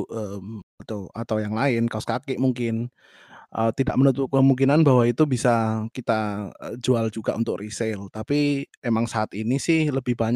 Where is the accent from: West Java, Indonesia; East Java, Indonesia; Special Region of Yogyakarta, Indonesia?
Special Region of Yogyakarta, Indonesia; Yogyakarta; now in Berlin, Germany; Aku asal dari Jogja, sekarang saat ini masih kuliah di menuju semester akhir eh, dan juga sedang bekerja di satu library di Berlin